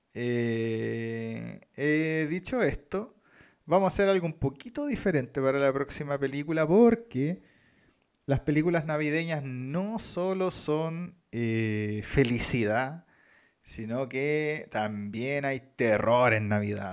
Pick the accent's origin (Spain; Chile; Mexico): Chile; nosotros como chilenos